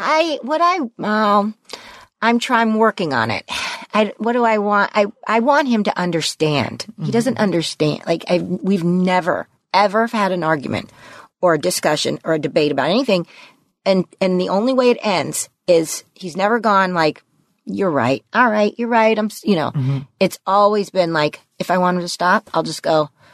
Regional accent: Los Angeles, California, United States; I grew up in the San Fernando Valley, like him. Mm-hmm. you know, middle class in in West Hills

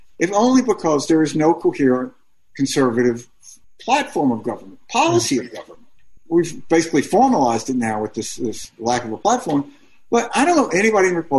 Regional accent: Mississippi, United States; I grew up in Mississippi

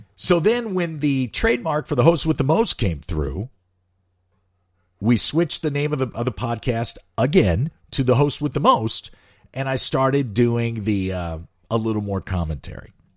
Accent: St. Louis, Missouri, United States; moved away; I started my career in radio in my hometown of Saint Louis

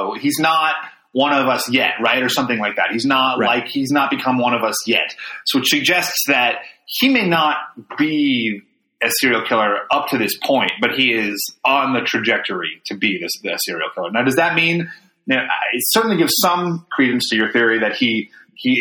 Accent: Los Angeles, California, United States; I grew up in Los Angeles

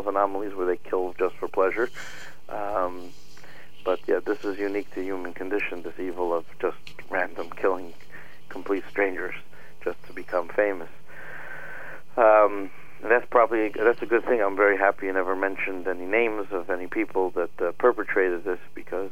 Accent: United States; we're Americans

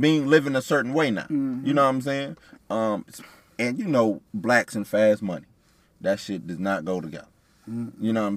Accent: United States; Us as black American

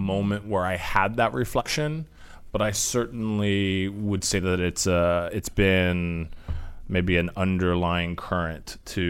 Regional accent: Alexandria, Virginia, United States; I am from the D.C. area. I was born in Alexandria inside the Beltway.

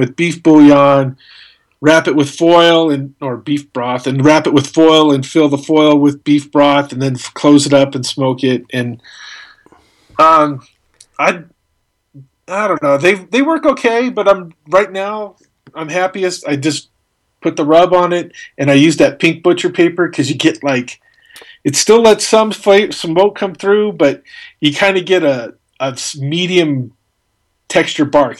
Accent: Albuquerque, New Mexico, United States; born or raised there

